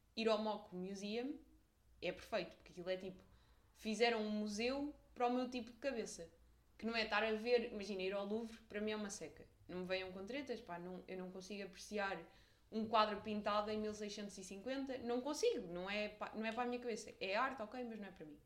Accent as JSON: {"language": "Portuguese", "country": "Portugal", "said": "Nós, os portugueses"}